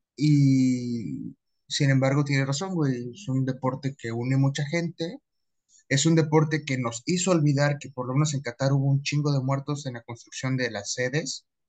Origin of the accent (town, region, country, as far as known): Mexico